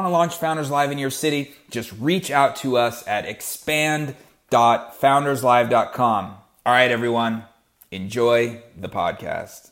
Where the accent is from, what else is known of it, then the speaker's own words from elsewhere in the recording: United States; I'm from the United States. We are headquartered in Seattle